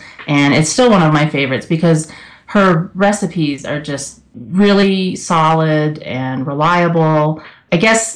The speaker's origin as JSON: {"language": "English", "region": "the South", "country": "United States", "tie": "born or raised there", "moved": "yes", "lives_now": "Colorado, United States", "said": "Growing up in the South"}